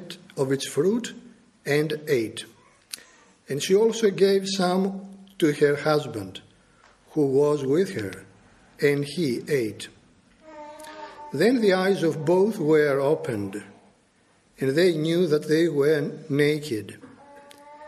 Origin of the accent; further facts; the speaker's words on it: Greece; I am a Greek national. I was born and brought up in Greece